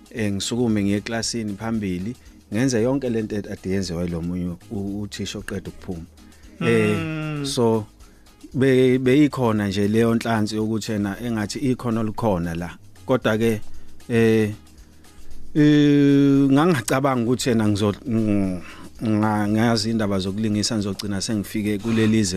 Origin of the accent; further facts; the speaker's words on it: Mangete, KwaZulu-Natal, South Africa; Ngizalelwe eh endaweni yaseMangethe emacambini ngaphansi kwenkosi u uMathaba ngafunda e, e e primary e ewango primary ngaqeda umatric wami esomshoko secondary